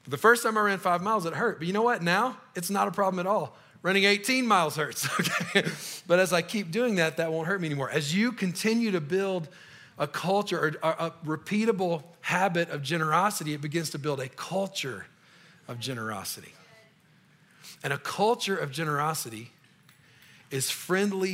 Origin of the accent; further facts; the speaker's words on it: Louisiana, United States; moved away as an adult; now in Colorado, United States; I'm from Louisiana